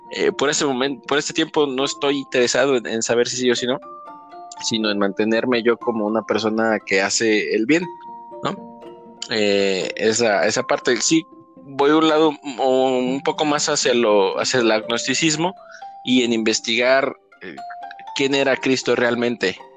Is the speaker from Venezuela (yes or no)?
no; Mexico; como mexicanos